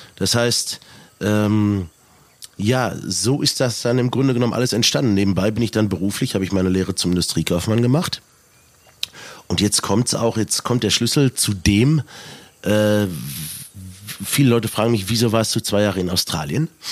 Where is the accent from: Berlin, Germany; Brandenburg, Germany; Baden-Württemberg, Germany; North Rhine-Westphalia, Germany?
North Rhine-Westphalia, Germany; Selm; born or raised there